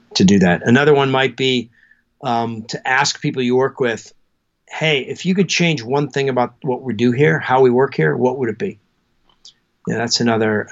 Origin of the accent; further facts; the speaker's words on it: Alaska, United States; moved away; I grew up in Alaska